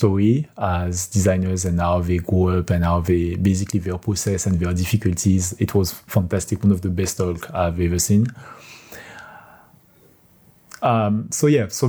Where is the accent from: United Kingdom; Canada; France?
France; accent: French; English is a second language; now in Kielce, Poland; my French accent